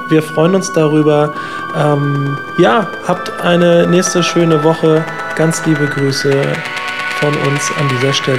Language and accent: German; near Schwerin, Mecklenburg-Vorpommern, Germany; now in Kiel, Germany; in meiner Heimat in der Nähe von Schwerin